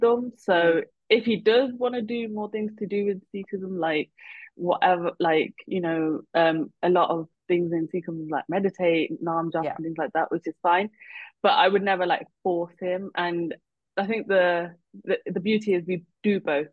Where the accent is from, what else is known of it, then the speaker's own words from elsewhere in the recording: United Kingdom; we're Indian and I'm Punjabi, and then but I'm also British